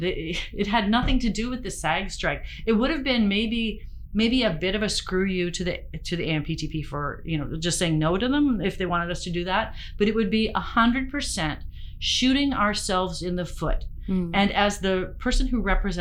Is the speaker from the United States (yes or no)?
no; Ontario, Canada; also born or lived in Western Canada; now in British Columbia, Canada; I've been a Westerner a long time. I was born in Ontario